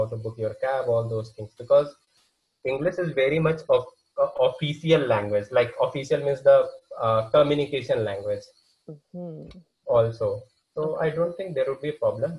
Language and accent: English; India; first language Hindi; English is a second language; I as an Indian